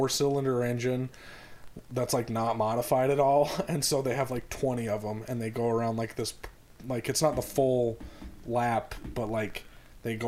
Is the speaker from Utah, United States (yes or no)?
yes; Utah, United States; moved away; growing up in Utah, you kind of go to, like, fairs and stuff